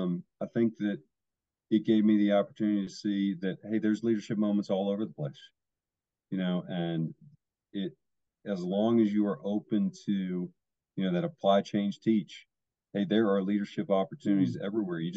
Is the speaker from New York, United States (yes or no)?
no; California, United States; I grew up in Orange County.